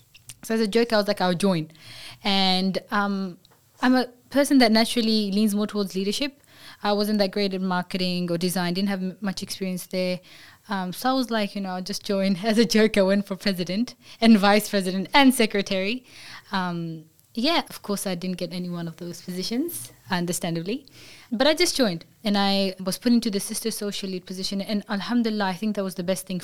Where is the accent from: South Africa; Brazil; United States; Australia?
Australia; growing up in Australia, I grew up with people that were from all these different countries